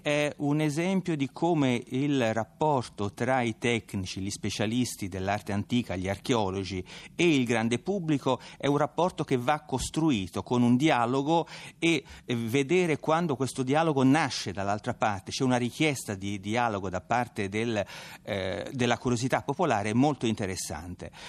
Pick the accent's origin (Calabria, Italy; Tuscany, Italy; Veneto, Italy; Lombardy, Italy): Tuscany, Italy; accent: Tuscan; come mio accento tradisce, sono toscano